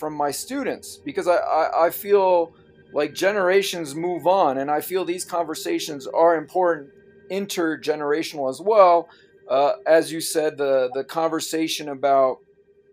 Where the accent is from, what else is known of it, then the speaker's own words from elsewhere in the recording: France; moved away; I'm originally from France, and I was educated in the French system.